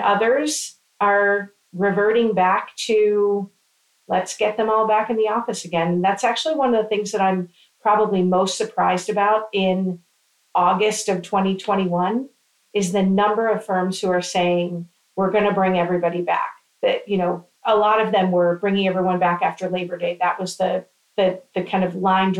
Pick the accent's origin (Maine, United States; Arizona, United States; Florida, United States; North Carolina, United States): Florida, United States; I'm from Florida.